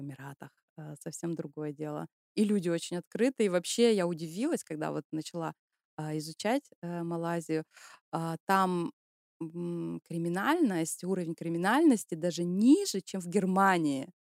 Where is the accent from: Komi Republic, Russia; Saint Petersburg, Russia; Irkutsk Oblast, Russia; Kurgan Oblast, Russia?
Komi Republic, Russia; Syktyvkar; moved away as an adult; now in Germany; я родом из России, из Республики Коми, из славного города Сыктывкара, это столица Республики Коми.